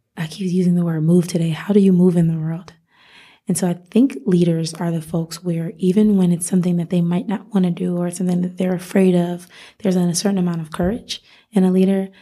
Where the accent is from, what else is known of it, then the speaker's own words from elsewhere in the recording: Rochester, New York, United States; moved away as an adult; also born or lived in Miami; now in Las Vegas, United States; I grew up in Rochester, New York